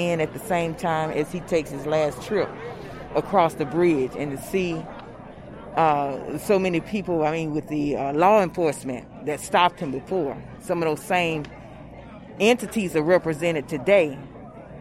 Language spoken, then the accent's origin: English; Selma, Alabama, United States